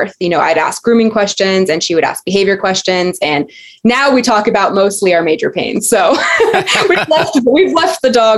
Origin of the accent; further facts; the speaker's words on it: Southern California, United States; also born or lived in Alaska / San Diego; I was born in Southern California, raised in Southern California, went to school in Southern California